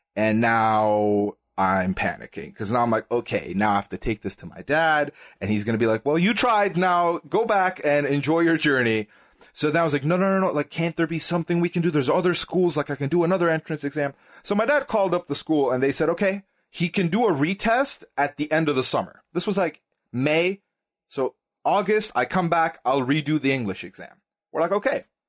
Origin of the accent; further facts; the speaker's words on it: Dubai, United Arab Emirates; moved away as an adult; also born or lived in Sweden; I was born and raised in Dubai, United Arab Emirates, uh, in the Middle East